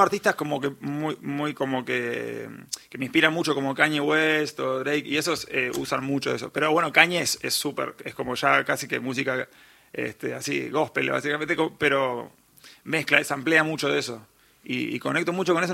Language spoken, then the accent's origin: Spanish; Montevideo, Uruguay; accent: uruguayo; moved away as an adult; also born or lived in New York, United States; nací en Montevideo, Uruguay